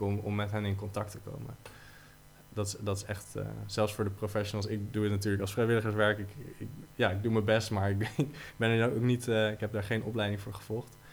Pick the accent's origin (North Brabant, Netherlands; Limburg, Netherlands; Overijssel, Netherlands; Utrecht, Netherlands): Utrecht, Netherlands; als Utrechters